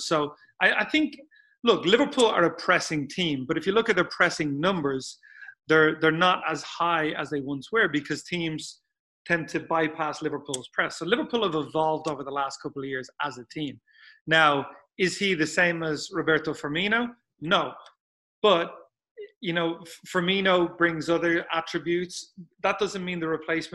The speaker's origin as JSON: {"language": "English", "town": "Dublin", "region": "Leinster", "country": "Ireland", "tie": "born or raised there", "said": "I grew up in Dublin"}